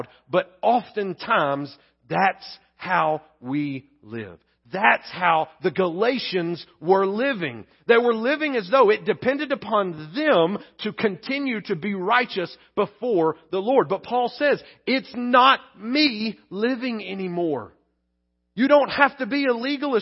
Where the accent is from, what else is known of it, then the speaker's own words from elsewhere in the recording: Pleasant Grove, United States; Where I grew up in Pleasant Grove